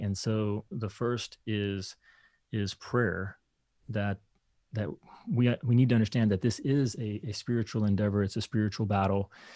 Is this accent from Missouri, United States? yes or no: no; Kentucky, United States; moved away; I grew up in Kentucky